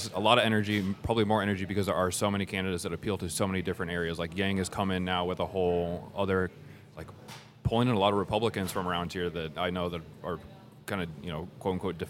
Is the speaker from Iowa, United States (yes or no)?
yes; northwest Iowa, United States; also born or lived in Des Moines, Iowa; I grew up in Iowa.